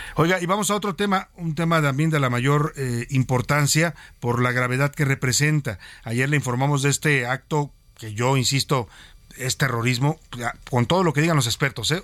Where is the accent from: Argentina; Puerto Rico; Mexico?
Mexico